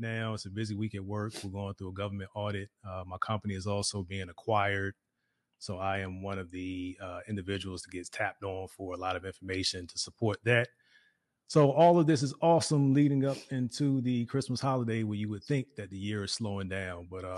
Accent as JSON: {"language": "English", "region": "Virginia", "country": "United States", "moved": "yes", "lives_now": "Dallas-Fort Worth, United States", "said": "So we're from Virginia too, yeah. And we're now in the Dallas-Fort Worth area of Texas"}